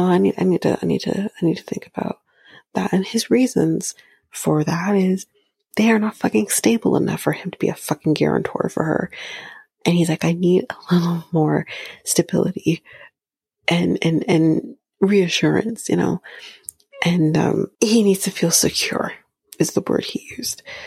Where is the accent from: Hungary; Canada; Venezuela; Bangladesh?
Canada; I'm Canadian